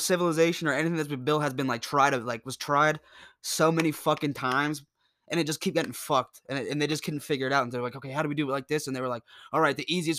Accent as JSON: {"language": "English", "country": "United States", "tie": "born or raised there", "said": "Growing up in America"}